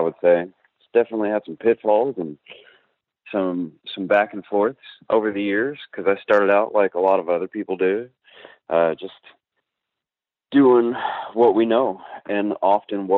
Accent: League City, Texas, United States; I'm a H-Town baby. So I'm 31. I grew up here in Houston in the League City area, in between here and Galveston

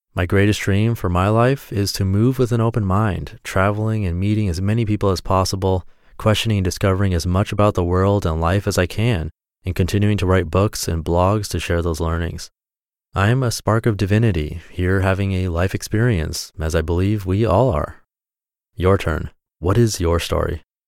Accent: South Orange County, California, United States; also born or lived in Irvine, California; I was born in South Orange County, California, just a few miles from where I live now, which is in South Orange County, California, still

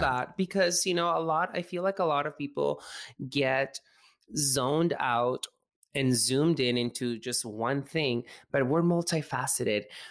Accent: Mexico; I grew up in Mexico

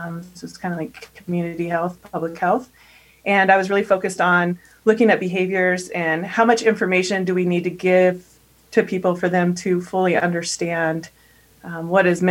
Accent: northeastern Wyoming, United States; I grew up on a 12,000 acre ranch in northeastern Wyoming

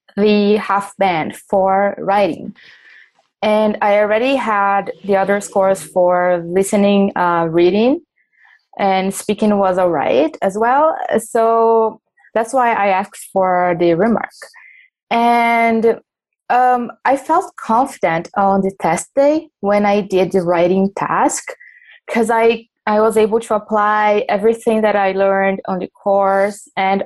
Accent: São Paulo, Brazil; English is a second language; I'm from Brazil, São Paulo

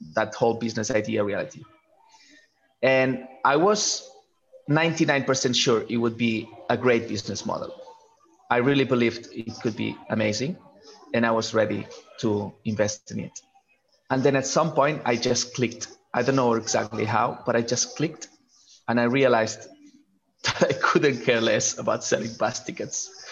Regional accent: Barcelona, Catalonia, Spain; moved away; I'm from Barcelona originally

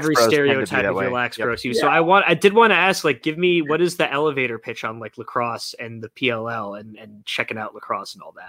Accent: Chicago, Illinois, United States; as a Chicagoan

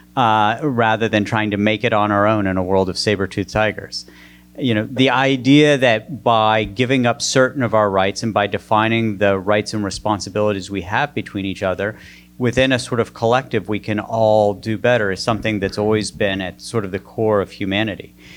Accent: West Virginia, United States; moved away; I grew up in the coal filled hills of West Virginia.

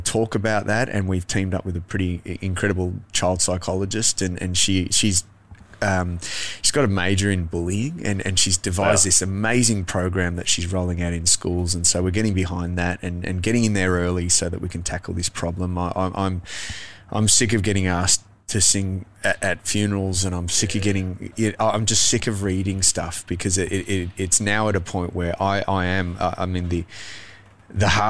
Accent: Adelaide, South Australia, Australia; I grew up in Adelaide

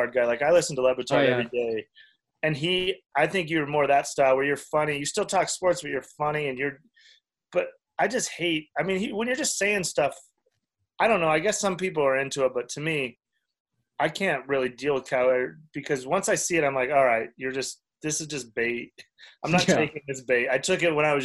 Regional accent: Cheyenne, Wyoming, United States; moved away; also born or lived in Denver; I grew up in Cheyenne

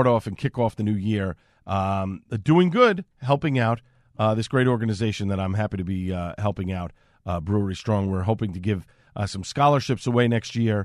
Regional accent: New York City, New York, United States; now in Clark, United States; My adopted hometown, originally from Staten Island.

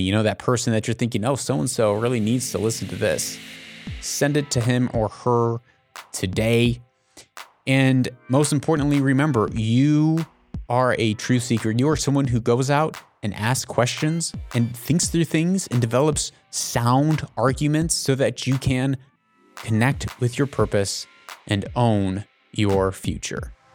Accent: United States; I'm an American

